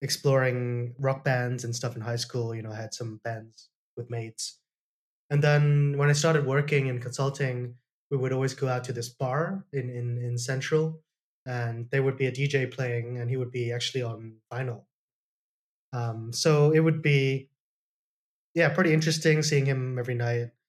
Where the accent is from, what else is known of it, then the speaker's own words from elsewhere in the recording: Hong Kong; also born or lived in Toronto, Canada / United Kingdom; I was born in Canada, in Toronto. Came back to Hong Kong when I was pretty young, so I was based here since I was 4 years old. So I've been here most of my life.